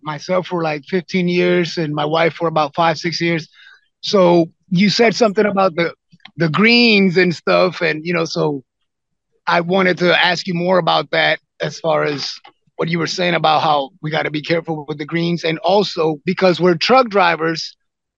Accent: Puerto Rico; now in Houston, United States; originally I'm Puerto Rican, but Texan now

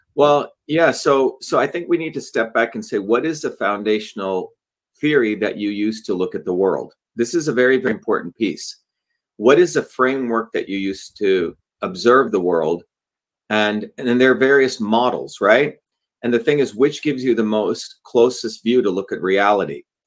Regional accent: New Jersey, United States; I grew up in New Jersey

